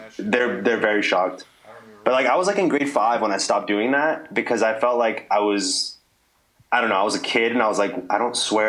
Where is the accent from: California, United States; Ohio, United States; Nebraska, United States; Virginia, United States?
California, United States; You know, California, that's where I was raised. That's where I was born and bred. And that's it. I hold it down for California always.